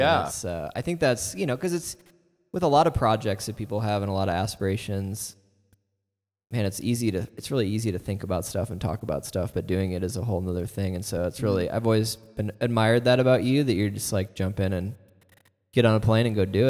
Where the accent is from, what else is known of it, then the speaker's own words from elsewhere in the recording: Midwest, United States; now in Fort Collins, United States; Yeah, we're all from the Midwest, and Josh and my sister moved out here first, and then my wife and I followed, and my wife's brother followed, and her other brother followed, and our parents.